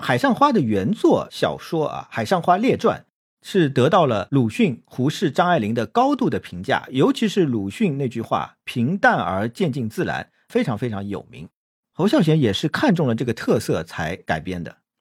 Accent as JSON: {"language": "Chinese", "country": "China", "said": "听说我们是大陆来的"}